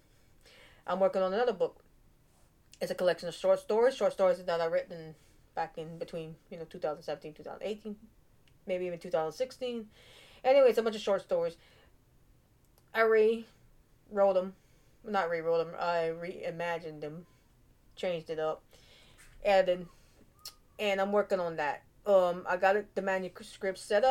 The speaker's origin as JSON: {"language": "English", "country": "United States", "tie": "born or raised there", "said": "I'm American, born and raised"}